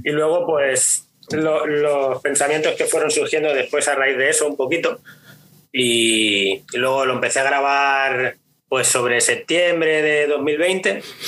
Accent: Pineda de Mar, Catalonia, Spain; also born or lived in Barcelona; yo vivo, siempre he vivido por, por la zona de Maresma, que es un Pineda de Mar, un pueblito pequeño

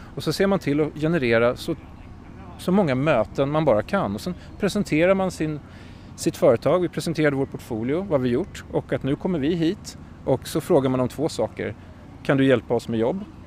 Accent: Sweden; moved away as an adult; also born or lived in London, United Kingdom / Stockholm, Sweden; now in New York, United States; som svensk

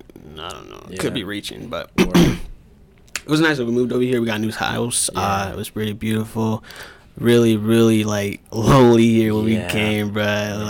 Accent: Des Moines, Iowa, United States; also born or lived in Los Angeles; I was born in California.

